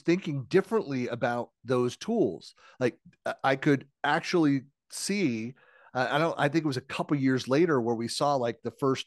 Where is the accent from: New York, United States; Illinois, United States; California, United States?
California, United States; East Bay, San Francisco Bay Area; also born or lived in Seattle; now in Utah, United States; I grew up in the San Francisco Bay Area. Over in the East Bay, grew up with a 415 area code